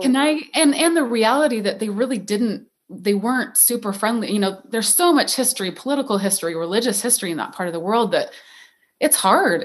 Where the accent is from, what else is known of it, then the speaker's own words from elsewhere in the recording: St. George, Utah, United States; I am originally from Saint George, Utah, beautiful Red Rock town that still has my heart